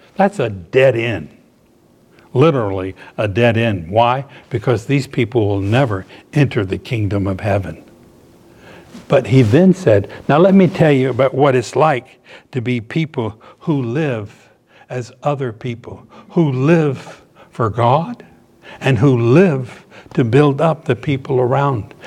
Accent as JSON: {"language": "English", "town": "Norfolk", "region": "Virginia", "country": "United States", "tie": "born or raised there", "also_born_or_lived": "Miami, Florida", "moved": "as an adult", "said": "I grew up in Norfolk, Virginia"}